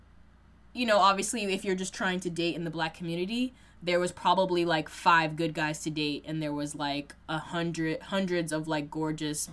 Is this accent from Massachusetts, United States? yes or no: yes; Boston, Massachusetts, United States; I am a black woman who, born and raised in Massachusetts, you know, Boston area